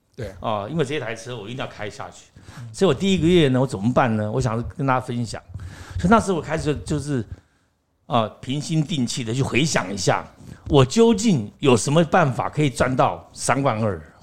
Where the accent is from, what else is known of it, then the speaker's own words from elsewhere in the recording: Taiwan; 我也是台湾人